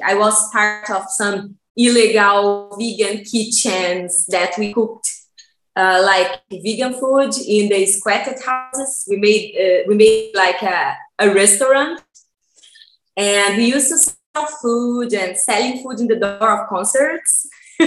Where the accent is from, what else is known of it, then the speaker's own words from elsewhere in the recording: Brazil; moved away as an adult; also born or lived in Barcelona, Spain; now in Cologne, Germany; I'm from Brazil, and I'm currently living in Germany, in Cologne